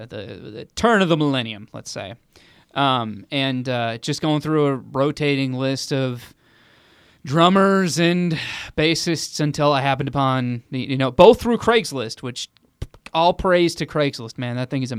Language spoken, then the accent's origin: English; Garden Grove, California, United States; I am a local Southern Californian. I'm from Orange County, California.